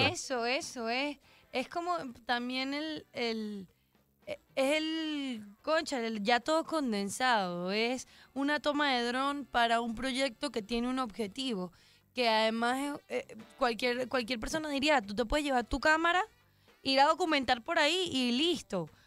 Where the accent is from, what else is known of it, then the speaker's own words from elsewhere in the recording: Venezuela; soy venezolano